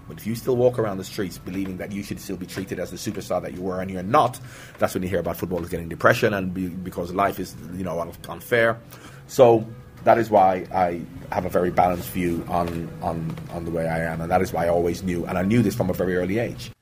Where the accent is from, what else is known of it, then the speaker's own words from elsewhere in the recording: Jamaica; moved away; also born or lived in England; I'm from Jamaica